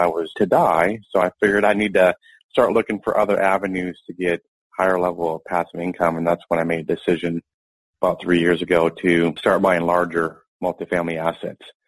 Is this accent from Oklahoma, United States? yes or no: no; Owosso, Michigan, United States; moved away; I grew up in Owosso